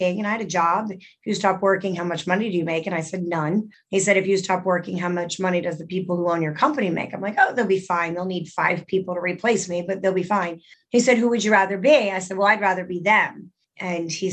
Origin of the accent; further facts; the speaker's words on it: Middletown, New Jersey, United States; I grew up in Middletown, New Jersey, about 45 minutes away from New York